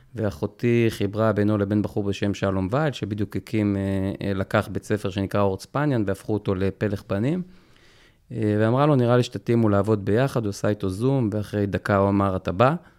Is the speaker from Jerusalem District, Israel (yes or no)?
yes; Jerusalem, Jerusalem District, Israel; גדלנו ברובע היהודי